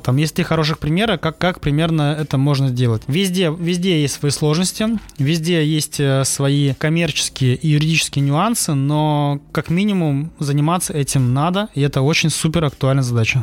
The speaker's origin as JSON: {"language": "Russian", "region": "Saint Petersburg", "country": "Russia", "moved": "yes", "lives_now": "Sochi, Russia", "said": "я сам из Петербурга"}